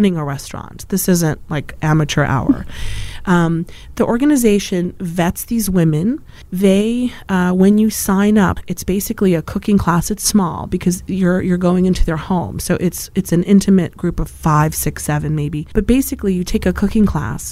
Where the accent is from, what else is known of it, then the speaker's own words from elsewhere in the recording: Poland; moved away; I was from Poland